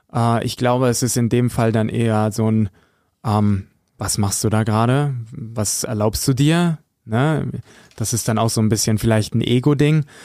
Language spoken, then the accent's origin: German; Höxter, North Rhine-Westphalia, Germany; ich komme aus Höxter, aus der Region